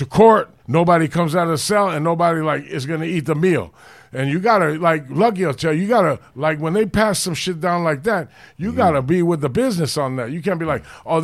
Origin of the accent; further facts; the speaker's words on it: Los Angeles, California, United States; I grew up in the Hollywood area, the Rampart area